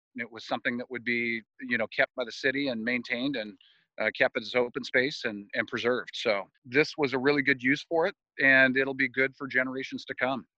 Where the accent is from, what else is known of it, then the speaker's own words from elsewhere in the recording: Ukiah, California, United States; When I was a kid growing up in Ukiah